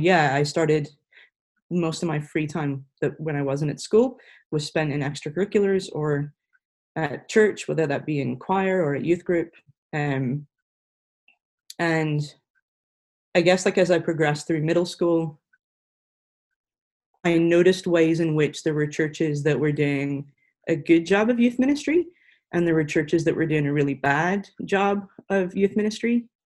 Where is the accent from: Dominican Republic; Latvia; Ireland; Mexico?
Ireland; now in Franklin, United States; It should be easy to tell us apart because I'm Irish, so the accent's different. I have been living in the U.S. for the last, it'll be 5 years this July.